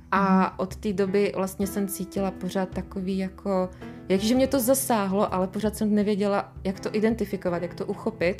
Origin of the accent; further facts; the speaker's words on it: Czechia; jak jsem z Erasmu přiletěla, jako přiletěla zpátky do Čech, mm. domů